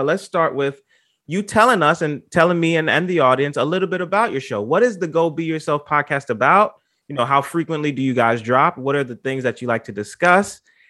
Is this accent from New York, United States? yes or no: yes; New York City, New York, United States; I'm from the Bronx, born and raised